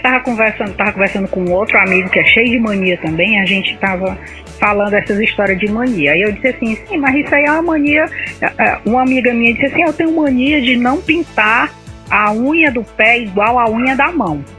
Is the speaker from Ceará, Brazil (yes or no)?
yes; Ceará, Brazil; eu sou cearense